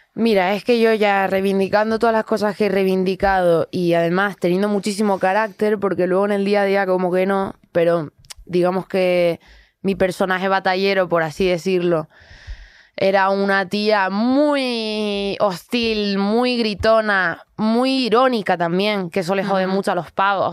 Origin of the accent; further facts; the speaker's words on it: Canary Islands, Spain; soy canaria, entonces tengo este flow tranquilito